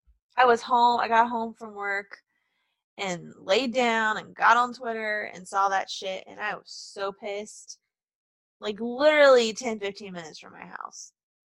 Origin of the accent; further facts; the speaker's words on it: Kennesaw, Georgia, United States; I wasn't born in Canton. Mm. I was born in Kennesaw, which is basically Marietta.